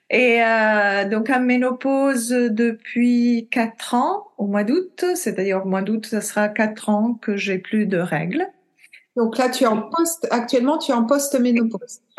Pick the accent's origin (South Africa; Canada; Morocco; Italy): Italy; now in France; euh, je suis italienne d'origine. J'ai vécu dans beaucoup de pays